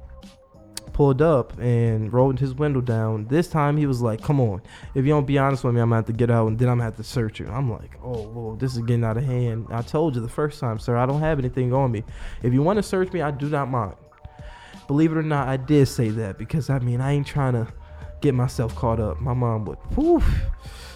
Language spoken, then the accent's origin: English; Buffalo, New York, United States; I've lived there mostly all my life